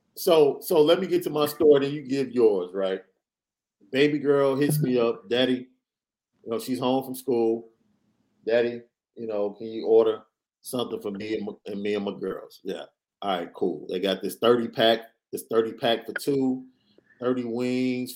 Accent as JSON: {"language": "English", "town": "Chicago", "region": "Illinois", "country": "United States", "said": "I'm from Chicago"}